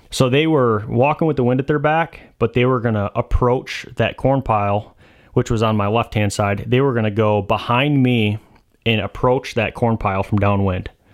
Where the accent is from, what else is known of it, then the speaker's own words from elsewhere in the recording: Michigan, United States; I'm from Michigan